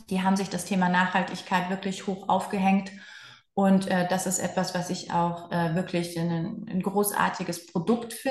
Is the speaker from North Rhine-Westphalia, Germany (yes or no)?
yes; Cologne, North Rhine-Westphalia, Germany; als Kölner